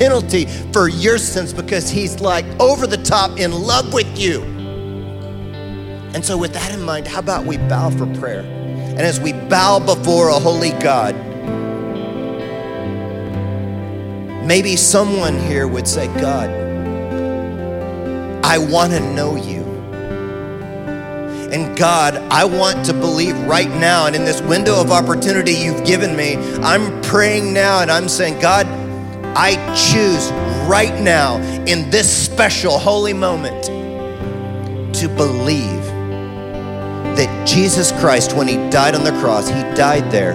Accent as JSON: {"language": "English", "country": "United States", "said": "I'm an American"}